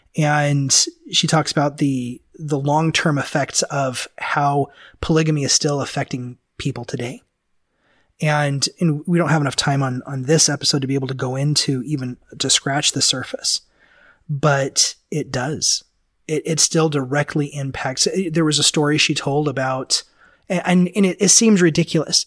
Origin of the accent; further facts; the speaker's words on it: Memphis, Tennessee, United States; moved away; I lived back east and, and I grew up in Memphis